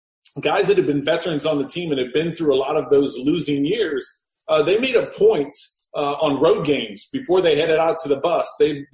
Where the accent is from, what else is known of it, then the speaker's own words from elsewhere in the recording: St. Louis, Missouri, United States; growing up in St. Louis